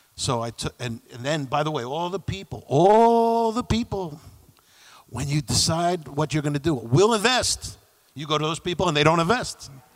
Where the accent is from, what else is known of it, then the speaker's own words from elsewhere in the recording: New York City, New York, United States; I grew up in New York City, uh, Peter Cooper Village, which is uh, the housing projects along the East River